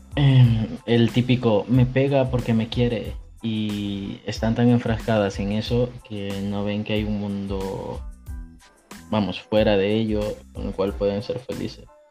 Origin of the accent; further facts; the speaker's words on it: El Salvador; now in Spain; soy del Salvador, actualmente vivo en España